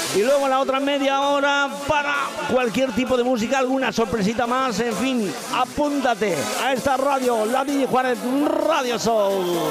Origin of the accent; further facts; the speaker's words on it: Pedro Muñoz, Castilla-La Mancha, Spain; now in Benidorm, Spain; esa gente de Pedro Muñoz, de mi pueblo, en Ciudad Real.